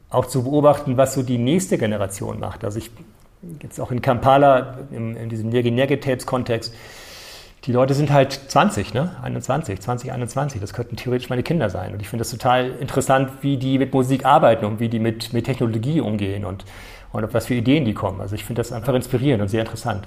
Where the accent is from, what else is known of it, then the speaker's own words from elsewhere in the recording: Norderstedt, Schleswig-Holstein, Germany; also born or lived in Hamburg / Nairobi / Arnhem; in Norderstedt, dort wo ich aufgewachsen bin